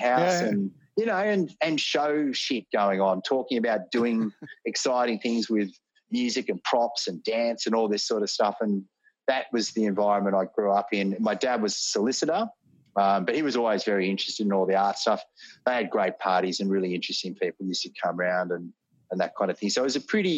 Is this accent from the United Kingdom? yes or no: no; Sydney, New South Wales, Australia; I was born in Sydney